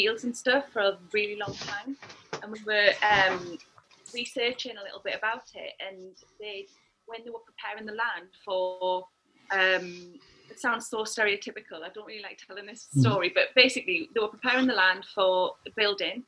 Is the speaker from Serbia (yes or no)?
no; Newcastle upon Tyne, North East England, United Kingdom; moved away; I'm from Newcastle